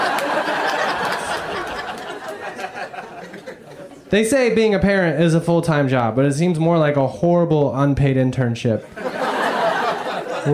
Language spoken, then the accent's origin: English; Indiana, United States; I grew up in Indiana